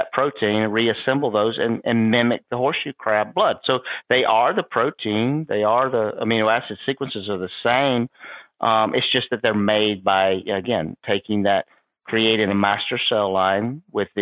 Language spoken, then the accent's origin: English; South Carolina, United States; I grew up in South Carolina